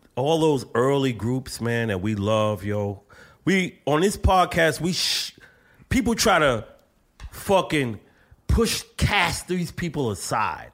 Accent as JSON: {"language": "English", "town": "New York City", "region": "New York", "country": "United States", "lives_now": "Bronx, United States", "said": "I'm from Brooklyn"}